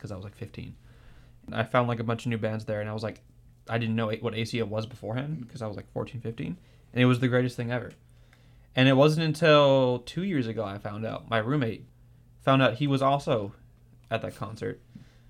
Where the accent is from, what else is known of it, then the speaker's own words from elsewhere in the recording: the Rio Grande Valley, Texas, United States; I'm from the Valley